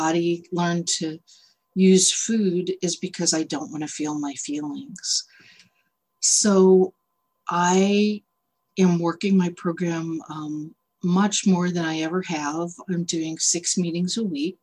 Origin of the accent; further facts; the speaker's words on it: Boston, Massachusetts, United States; moved away as an adult; now in San Francisco, United States; I'm originally from the Boston area, but in 1990, I moved out here to San Francisco.